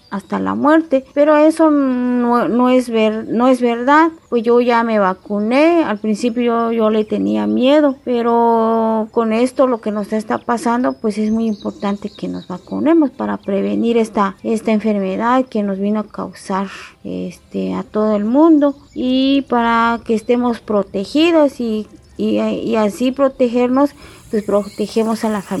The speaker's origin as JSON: {"language": "Spanish", "town": "Oxchuc", "region": "Chiapas", "country": "Mexico", "tie": "born or raised there", "said": "soy originaria de Ochuc, tengo 40 años."}